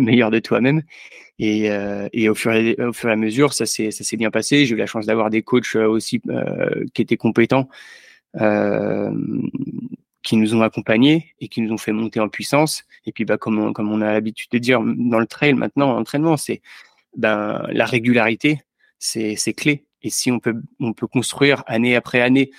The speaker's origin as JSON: {"language": "French", "area": "Yvelines, near Mantes-la-Jolie", "region": "Île-de-France", "country": "France", "tie": "born or raised there", "also_born_or_lived": "Angers", "said": "j'ai grandi dans, les Yvelines, juste à côté de Mantes-la-Jolie"}